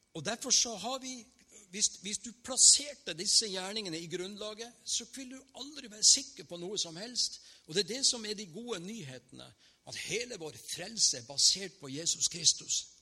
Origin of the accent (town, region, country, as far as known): Northern Norway, Norway